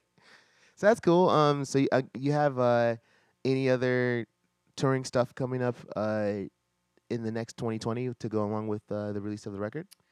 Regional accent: Virginia, United States; I'm from Virginia

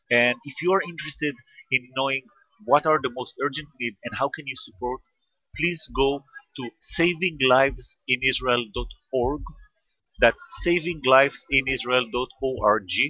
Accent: near Nazareth, Northern District, Israel; Actually, I grew up near Nazareth and I live like 15 minutes from uh, Nazareth.

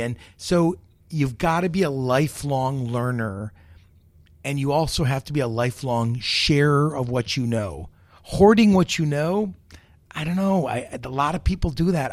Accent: United States; I'm the American

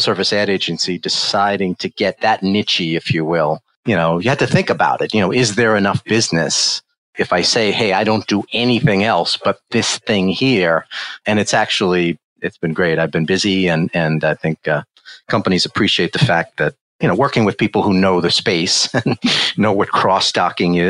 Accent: New York City, New York, United States; now in Connecticut, United States; I'm a New York City guy, born and raised, Bronx guy

